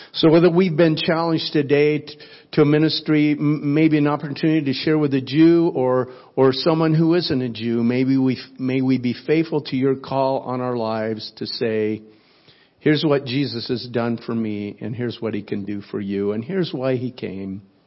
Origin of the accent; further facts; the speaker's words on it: South Florida, United States; I am from South Florida.